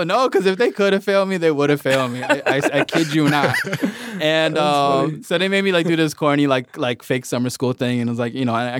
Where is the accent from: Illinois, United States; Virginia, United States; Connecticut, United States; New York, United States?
Illinois, United States; Chicago; I went to Edgebrook School. It's on the northwest side of Chicago. And it's not like selective enrollment, it's a neighborhood school.